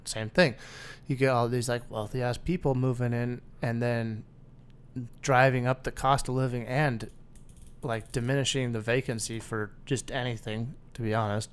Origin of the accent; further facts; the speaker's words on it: Bend, Oregon, United States; moved away; my hometown's becoming the same exact way